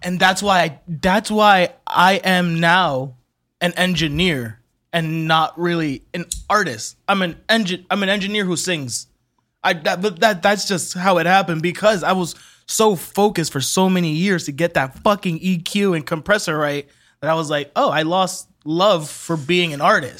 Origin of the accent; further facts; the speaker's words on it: Orlando, Florida, United States; I was born in Orlando too